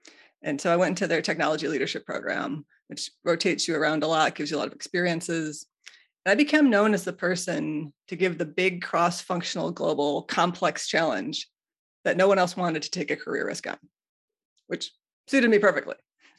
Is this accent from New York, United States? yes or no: no; Chicago, Illinois, United States; moved away as an adult; now in Dearborn, United States; I grew up in the Chicago area